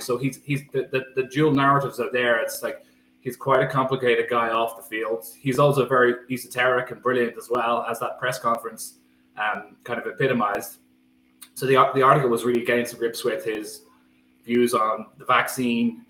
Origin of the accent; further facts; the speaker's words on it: Skerries, Leinster, Ireland; I grew up in Skerries, County Dublin